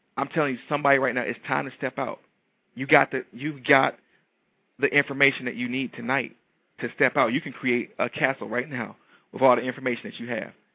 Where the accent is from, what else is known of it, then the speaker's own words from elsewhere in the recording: Detroit, Michigan, United States; I'm from Detroit. You know Detroit people are a little little flashy